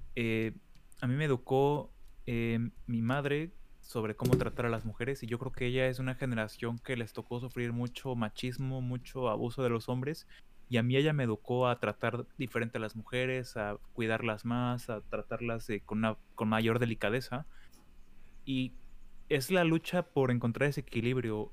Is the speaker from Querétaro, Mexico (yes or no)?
no; State of Mexico, Mexico; now in Germany; yo que soy del Estado de México